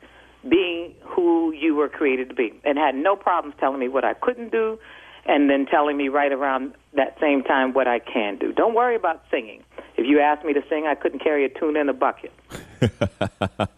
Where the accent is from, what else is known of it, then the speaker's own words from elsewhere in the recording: Sacramento, California, United States; also born or lived in San Francisco Bay Area / New York; now in Los Angeles, United States; I'm from Northern California, Sacramento to be exact